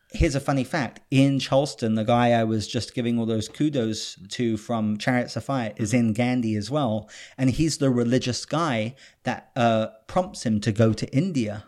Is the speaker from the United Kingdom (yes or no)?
yes; United Kingdom; moved away; I'm British